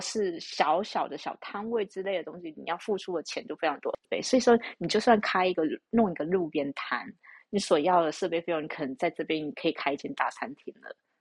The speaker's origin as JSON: {"language": "Chinese", "country": "Taiwan", "said": "但是以我们台湾人的观念"}